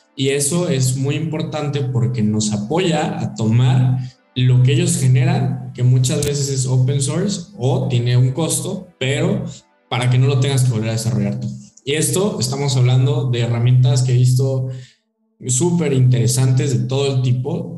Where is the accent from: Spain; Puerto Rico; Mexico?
Mexico; nosotros como mexicanos